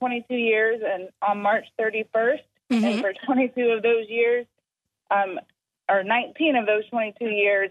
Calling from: Charleston, United States

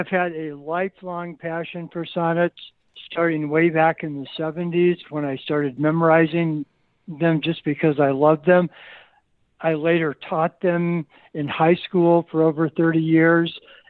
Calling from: Lincoln, Nebraska, United States; Lincoln, Nebraska.

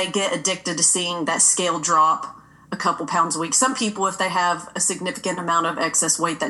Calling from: Kentucky, United States; I'm currently in Western Kentucky.

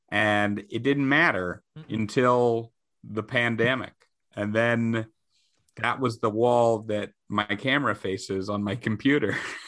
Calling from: Queens, New York, United States; I am coming from Queens, Sunnyside, Queens.

